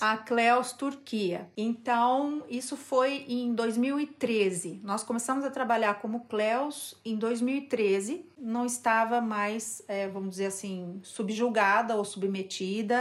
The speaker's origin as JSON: {"language": "Portuguese", "country": "Brazil", "moved": "as an adult", "lives_now": "Turkey", "said": "somos brasileiros"}